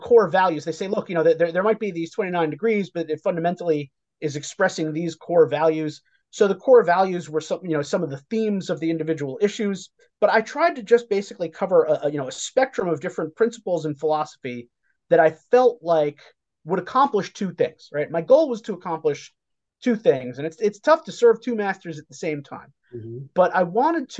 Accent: New York City, New York, United States; moved away; I grew up in New York City

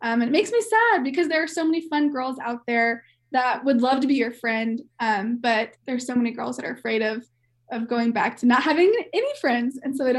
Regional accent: Kansas City, United States; moved away as an adult; also born or lived in Oklahoma; now in Colorado, United States; So I'm from Kansas City and went to Oklahoma State. So I was out of state girl.

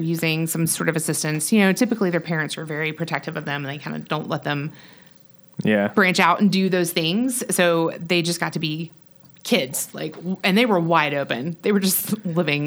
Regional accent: Pensacola, Florida, United States; moved away as an adult; I'm from Pensacola, Florida

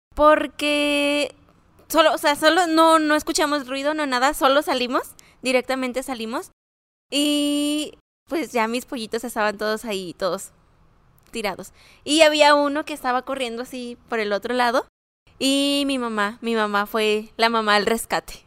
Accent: Cancún, Quintana Roo, Mexico; now in Ciudad Juárez, Mexico; Soy de Cancún, Quintana Roo.

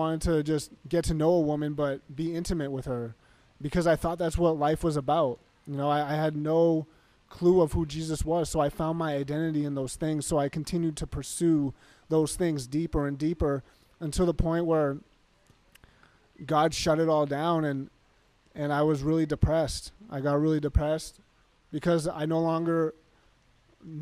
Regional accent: Massachusetts, United States; now in Arizona, United States; I grew up in Massachusetts and I moved here to Arizona.

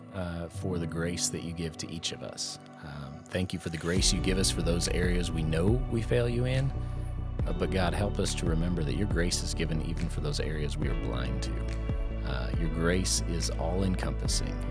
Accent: Intermountain West, United States; in my family, growing up in the Intermountain West

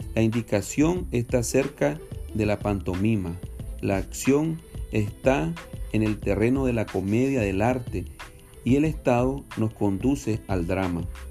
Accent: Nicaragua; somos nicaragüenses, por gracia de Dios. Somos de Nicaragua, Centroamérica

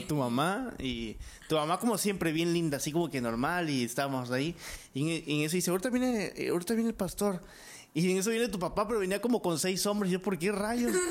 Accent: Mexico; como buen mexicano

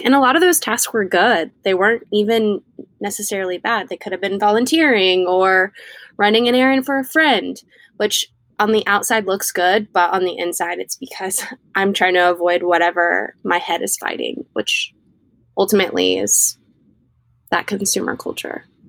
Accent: Mississippi, United States; I'm from Mississippi

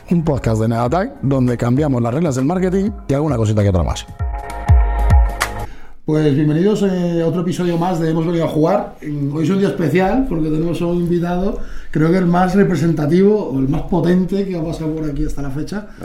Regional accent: Galicia, Spain; yo soy gallego, pero no ah, parezca.

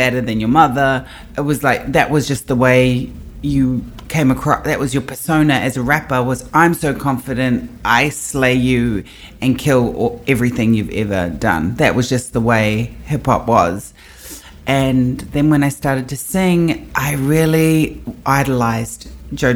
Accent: New Zealand; I am from Aotearoa, New Zealand.

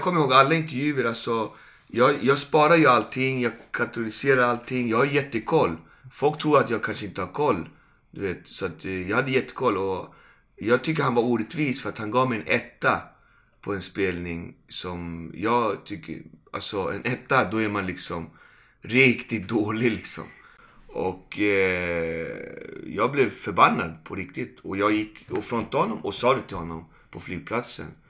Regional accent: Malmö, Skåne, Sweden; also born or lived in Puerto Rico; jag kommer från Malmö

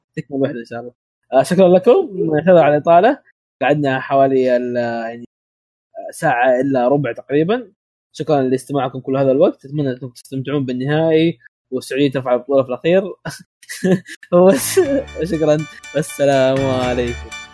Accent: Saudi Arabia; وانا كسعودي

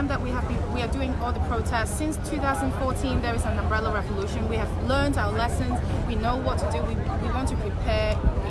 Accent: Hong Kong; we're from Hong Kong and we love the city.

